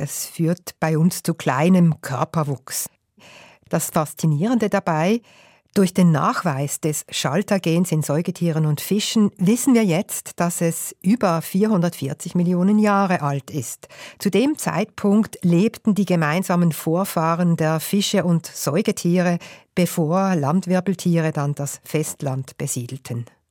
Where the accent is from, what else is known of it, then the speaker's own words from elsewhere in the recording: Switzerland; bei uns in der Schweiz